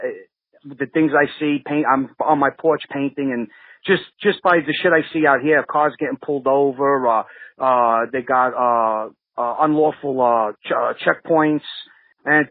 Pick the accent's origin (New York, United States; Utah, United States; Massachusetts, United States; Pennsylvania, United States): New York, United States; New York City; also born or lived in Deposit, New York; where were you born? Kings County.